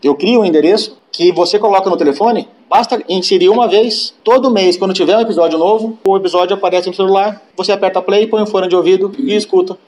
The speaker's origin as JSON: {"language": "Portuguese", "region": "São Paulo", "country": "Brazil", "tie": "born or raised there", "said": "sou natural de São Paulo"}